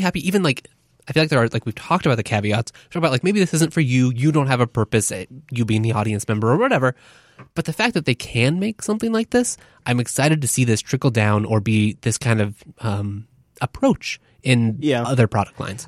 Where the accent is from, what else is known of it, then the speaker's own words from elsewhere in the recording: Pacific Northwest, United States; we're from the Pacific Northwest